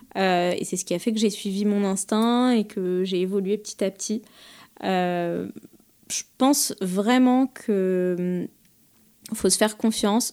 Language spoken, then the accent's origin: French; Paris, Île-de-France, France; je suis une Parisienne euh, pure et dure. Je suis née à mhm. Paris, j'ai fait mes études à Paris, j'ai grandi à Paris